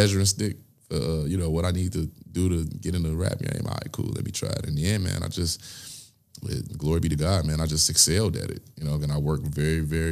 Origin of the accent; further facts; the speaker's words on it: Gary, Indiana, United States; I'm from Gary, Indiana